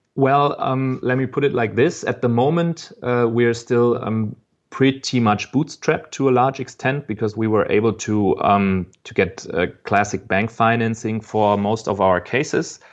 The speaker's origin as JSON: {"language": "English", "town": "Frankfurt", "region": "Hesse", "country": "Germany", "tie": "born or raised there", "said": "I'm from Frankfurt. I was born here"}